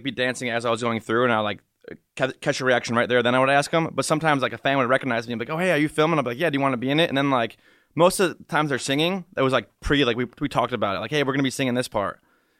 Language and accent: English; Macomb, Michigan, United States; I was born and raised in Macomb, Michigan.